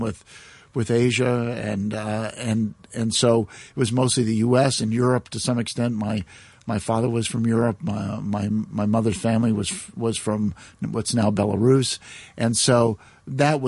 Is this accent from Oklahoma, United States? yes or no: no; Galesburg, Illinois, United States; also born or lived in Chicago, Illinois; now in Hong Kong; when I was only about 4 years old, we moved another part of Illinois, the same state, a place called Galesburg